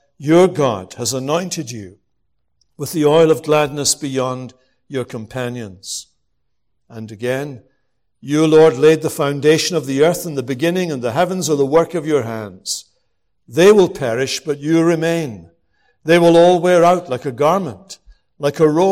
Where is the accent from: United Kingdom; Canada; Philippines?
United Kingdom; Scotland; I'm from Scotland